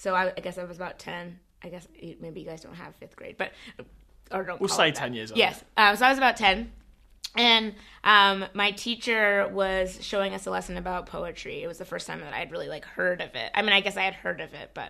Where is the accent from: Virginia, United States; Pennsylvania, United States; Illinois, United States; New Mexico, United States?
Virginia, United States; Alexandria; I grew up in Virginia, in Alexandria, Virginia, which is right outside of Washington, D.C.